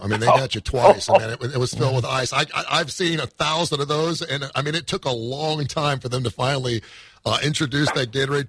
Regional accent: Cincinnati, Ohio, United States; I'm from Cincinnati

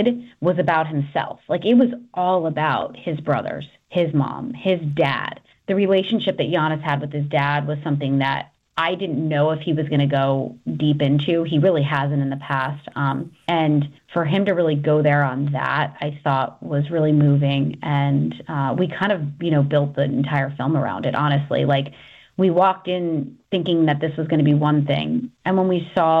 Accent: New York, United States; I'm from New York

